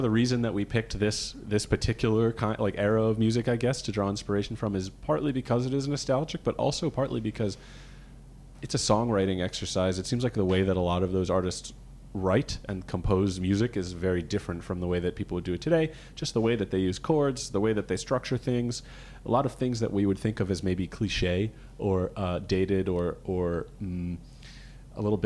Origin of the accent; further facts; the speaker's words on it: Rhode Island, United States; now in Boston, United States; we're all from Rhode Island